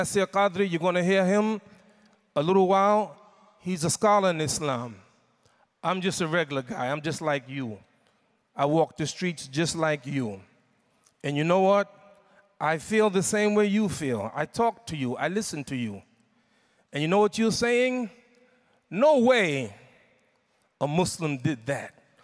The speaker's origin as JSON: {"language": "English", "country": "United States", "said": "I'm from United States, America"}